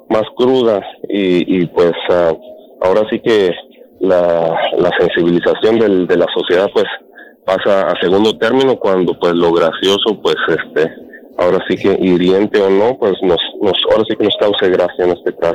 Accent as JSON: {"language": "Spanish", "region": "Michoacán", "country": "Mexico", "said": "Yo soy de Ilía, Michoacán, yo les había hablado antes."}